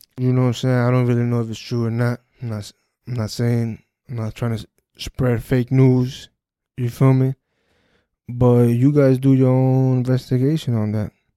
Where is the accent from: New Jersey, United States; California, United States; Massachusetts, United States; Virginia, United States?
New Jersey, United States; Perth Amboy; my hometown, New Jersey, Perth Amboy